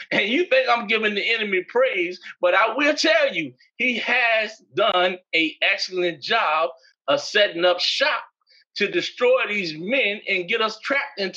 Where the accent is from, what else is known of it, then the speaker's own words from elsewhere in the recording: New York, United States; also born or lived in Massachusetts; as I was growing up in New York and Massachusetts, when I moved to Virginia.